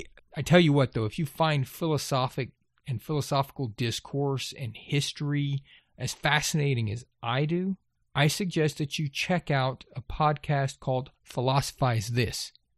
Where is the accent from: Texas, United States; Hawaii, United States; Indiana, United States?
Texas, United States; Now, I grew up in Gulf Coast, Texas. I can tell you flat.